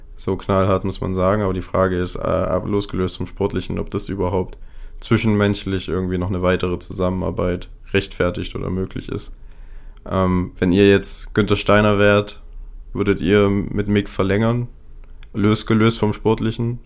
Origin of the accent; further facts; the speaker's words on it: Germany; wir als Deutsche